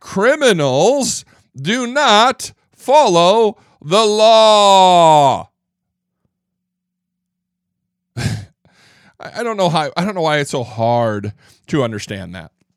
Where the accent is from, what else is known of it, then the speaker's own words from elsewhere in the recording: Midwest, United States; I'm from the Midwest